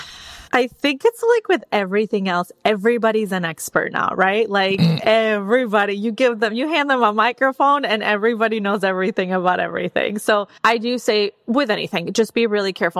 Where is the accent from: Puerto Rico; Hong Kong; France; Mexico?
Mexico; also born or lived in Wisconsin; now in Austin, United States; I was born and raised in Mexico